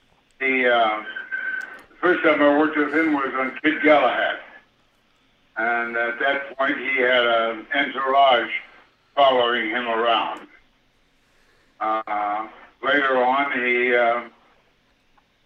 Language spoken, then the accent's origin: English; Kansas, United States; moved away; I was a poor sucker from Kansas